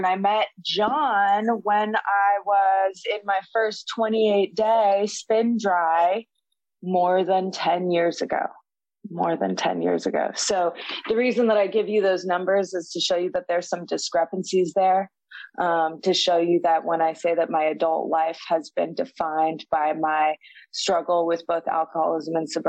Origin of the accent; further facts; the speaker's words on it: San Francisco, California, United States; moved away as an adult; now in Los Angeles, United States; I guess I live in LA now, but I'm from the Bay Area. I was born and raised in San Francisco. But I moved to LA like 7 or 8 years ago to get sober.